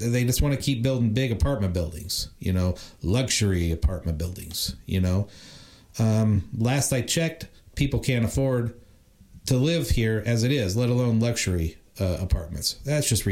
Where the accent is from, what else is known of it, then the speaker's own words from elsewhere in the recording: Indiana, United States; now in Los Angeles, United States; I'm not even from California. I'm from Indiana, you know, but I came here